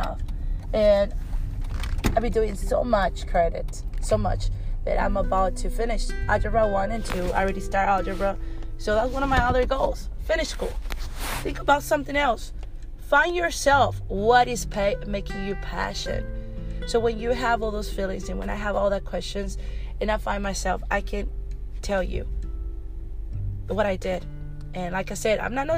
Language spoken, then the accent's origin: English; Mexico; moved away; I grew up in Mexico